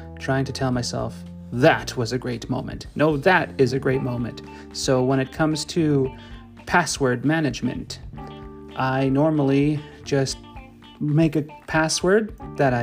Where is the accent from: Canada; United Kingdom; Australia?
Canada; I'm Canadian